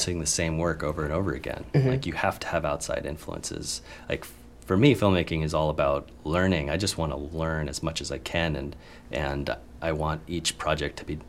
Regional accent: Tucson, Arizona, United States; growing up in Tucson, Arizona, where there's literally nothing

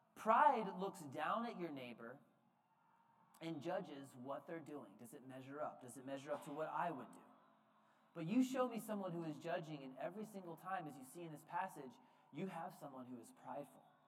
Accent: United States; we as the American church

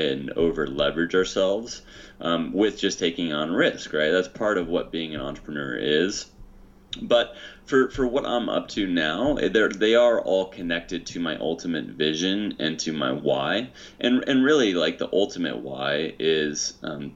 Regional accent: Hutchinson, Kansas, United States; now in California, United States; I grew up in Kansas, Hutchinson, Kansas, the middle of America

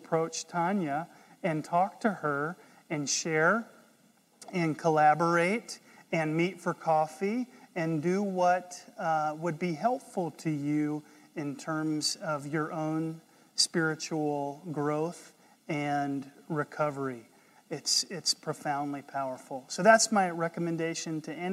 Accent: North Carolina, United States; I'm from North Carolina

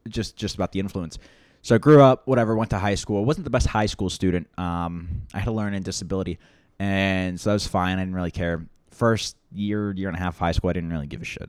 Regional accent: Loudoun County, Northern Virginia, United States; I grew up west of Washington, D C, uh, in a small county called Loudoun County

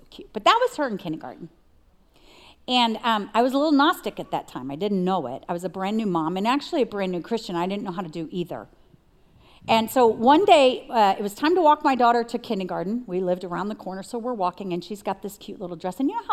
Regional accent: New York, United States; I'm from New York, and so the Spirit speaks to me like a New Yorker

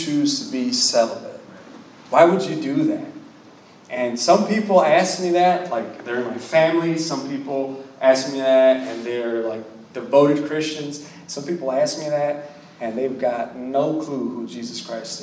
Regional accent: Miami, Florida, United States; I'm from Miami, Florida, born and raised.

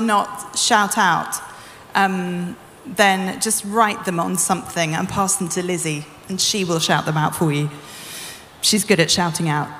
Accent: United Kingdom; I'm British

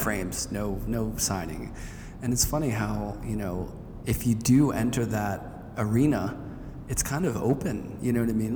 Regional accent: Pittsburgh, Pennsylvania, United States; growing up in Pittsburgh, there's a lot of Warhol around

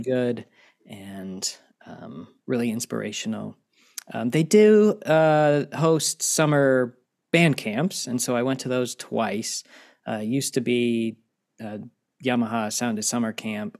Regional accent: Harrisonburg, Virginia, United States; moved away as an adult; also born or lived in Alexandria, Virginia / Norman, Oklahoma; now in Oklahoma, United States; I grew up in Virginia

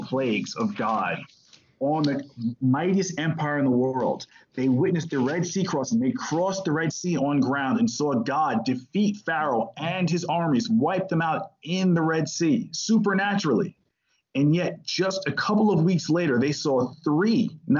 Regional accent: New York City, New York, United States; I'm from New York City. You know, I was born in New York. I lived in New York

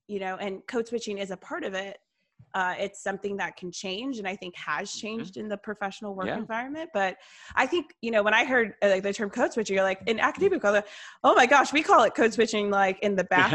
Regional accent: Atlanta, Georgia, United States; I grew up here in Atlanta, woman of color

